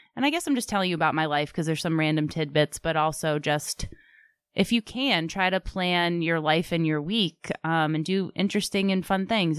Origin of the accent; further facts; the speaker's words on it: Sharon, Massachusetts, United States; I'm a townie. I grew up in Sharon. 02067 is Sharon